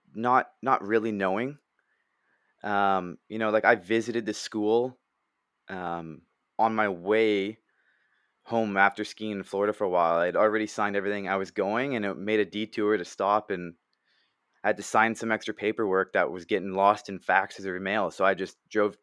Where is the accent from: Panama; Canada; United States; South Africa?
Canada; I played hockey growing up in Canada and lacrosse